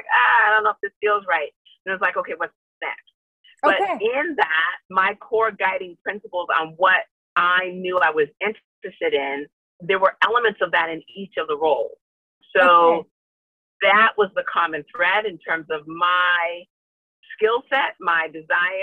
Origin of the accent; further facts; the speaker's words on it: Bloomington, Minnesota, United States; moved away as an adult; also born or lived in Wisconsin / Chicago; I grew up in Bloomington, Minnesota in the 70s